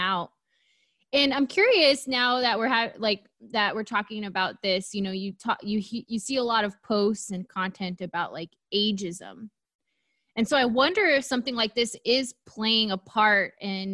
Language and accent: English; Southern California, United States; I was born and raised here in Southern California